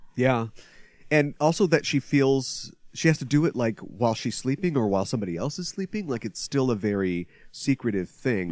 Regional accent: United States; speaking as an American

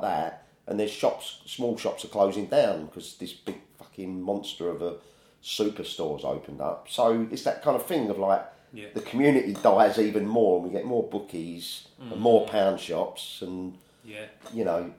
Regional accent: Woolwich, London, United Kingdom; I was born in Woolwich

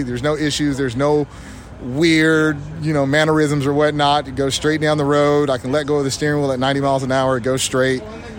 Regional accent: Southern California, United States; I'm from Southern California.

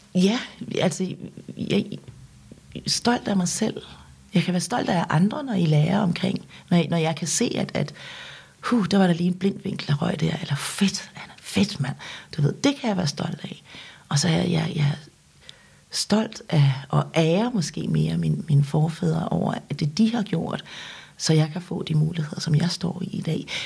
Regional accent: Denmark; Danish is a second language; also born or lived in South Korea; da jeg blev købt til Danmark og, og, og kom her som seksårig, øhm, der kunne jeg ikke noget dansk

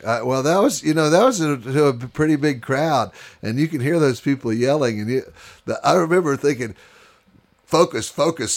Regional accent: Houston, Texas, United States; moved away as an adult; I grew up in Houston, Texas

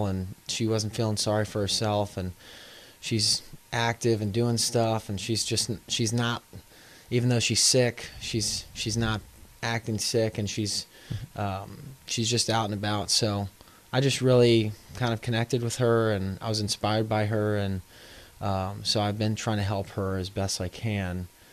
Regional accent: Houston, Texas, United States; now in New Orleans, United States; I'm from Houston

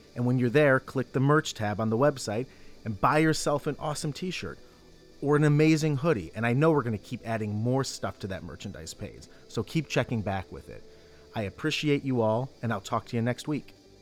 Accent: Ohio, United States; the state of Ohio, my home state

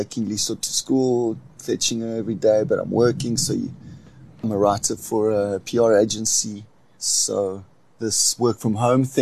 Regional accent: Port Elizabeth, Eastern Cape, South Africa; I'm from the Eastern Cape, Port Elizabeth

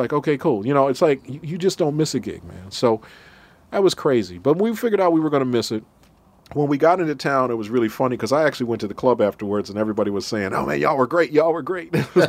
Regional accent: Minnesota, United States; Now, I'm from Minnesota.

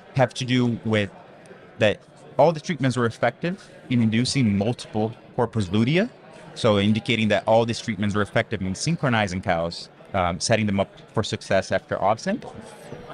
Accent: Central-West Brazil, Brazil; moved away as an adult; now in United States; I'm originally from Brazil, Middle West region of Brazil

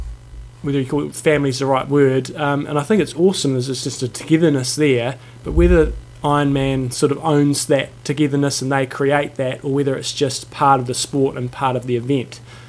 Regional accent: New Zealand; we're from New Zealand.

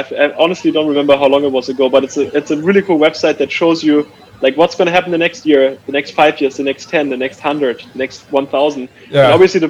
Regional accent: Germany; now in United States; It's part of why I came to the US from Germany to begin with.

